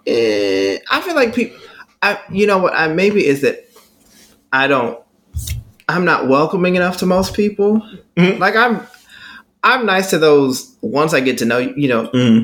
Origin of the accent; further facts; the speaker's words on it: Texas, United States; I'm from Texas.